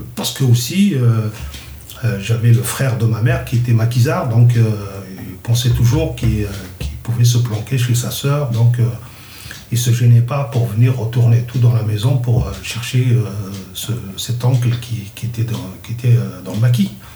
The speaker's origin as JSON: {"language": "French", "region": "Kabylie", "country": "Algeria", "tie": "born or raised there", "first_language": "Kabyle", "second_language": "French", "moved": "yes", "said": "ma première langue, c'est ma langue maternelle, le kabyle. Et j'ai appris le français en deuxième langue."}